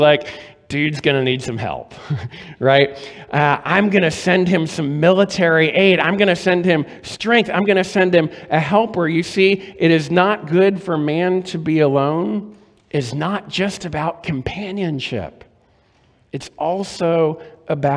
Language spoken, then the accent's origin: English; Maryland, United States; When I was growing up in Maryland, my grandparents lived in Florida